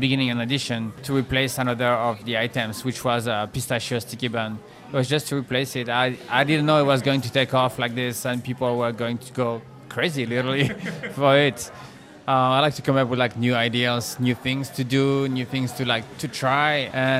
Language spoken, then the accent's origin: English; France; moved away; So growing up in France